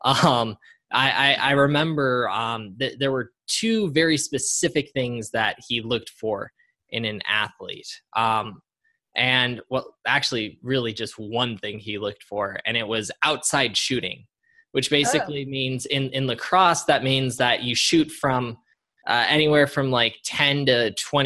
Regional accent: Colorado, United States; moved away as an adult; my home state of Colorado.

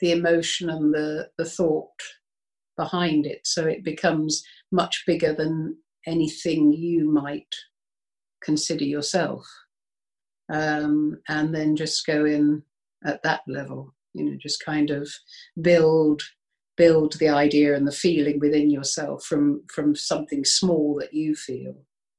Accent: Birmingham, West Midlands, United Kingdom; I'm a Brummie

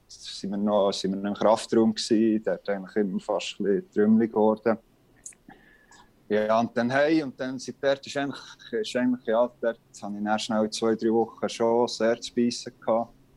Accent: Bern, Switzerland; als Berner

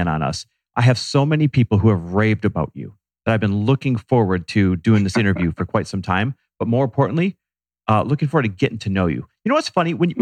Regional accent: Wisconsin, United States; I'm Wisconsin born and raised.

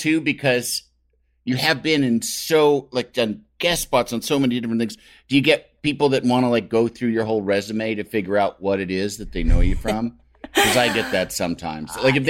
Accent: New York City, New York, United States; why would I have a Chinese accent growing up in New York City

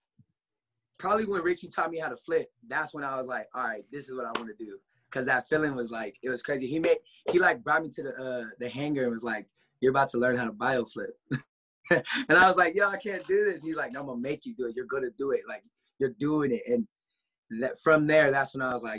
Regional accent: Tehachapi, California, United States; born or raised there; also born or lived in Lancaster, California

